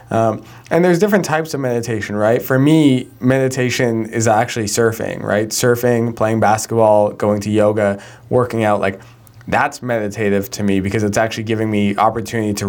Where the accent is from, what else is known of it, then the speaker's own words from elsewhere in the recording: Calgary, Alberta, Canada; my hometown of Calgary, where I grew up